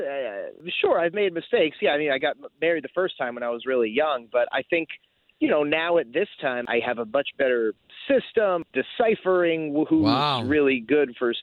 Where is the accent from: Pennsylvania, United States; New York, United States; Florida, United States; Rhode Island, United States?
Florida, United States; Altamonte Springs; I'm from Altamont Springs